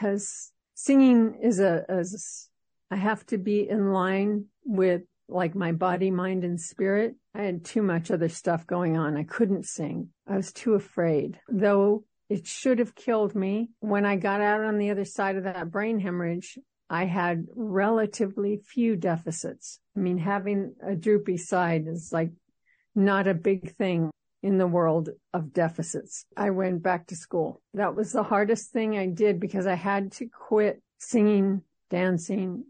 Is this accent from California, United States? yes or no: yes; Los Angeles, California, United States; moved away as an adult; now in Seattle, United States; Even though I'm in Seattle for over 20 years, I was born in Los Angeles